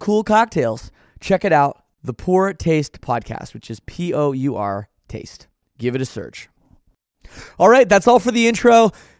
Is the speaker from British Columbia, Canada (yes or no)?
no; Oakville, Ontario, Canada; also born or lived in Scarborough, Ontario; growing up in Oakville